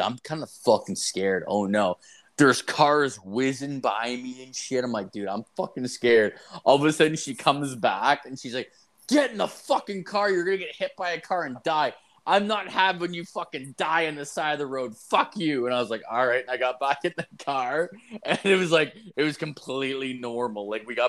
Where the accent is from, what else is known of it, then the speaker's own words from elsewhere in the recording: Ireland; And I'm not a ginger. I'm Irish.